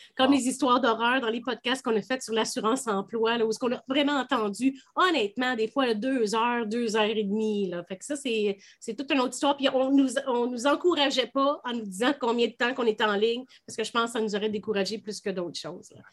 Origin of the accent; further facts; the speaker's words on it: Canada; en tant que Canadien